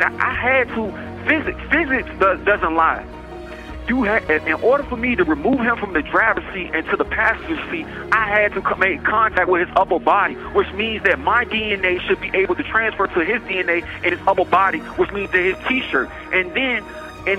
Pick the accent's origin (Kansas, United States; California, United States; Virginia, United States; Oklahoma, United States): Virginia, United States; Richmond; I grew up in Richmond, Virginia